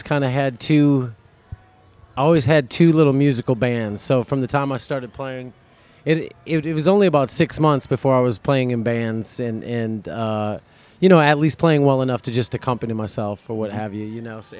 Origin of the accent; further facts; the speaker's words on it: Rockford, Illinois, United States; now in Destin, United States; Rockford, Illinois.